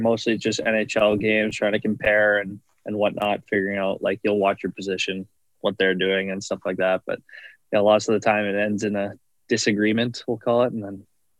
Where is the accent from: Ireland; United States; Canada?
Canada; Morris, Manitoba; born or raised there